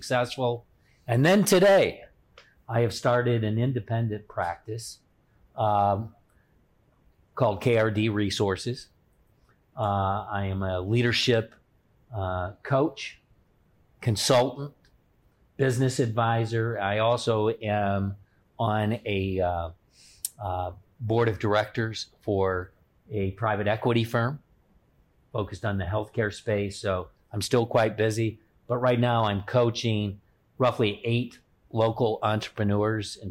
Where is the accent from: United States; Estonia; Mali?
United States; Chicago, Illinois; now in Toledo, United States; I'm not originally from the Toledo market. Actually, I grew up in the Chicagoland area, but I've spent the vast majority of my professional career here in Toledo.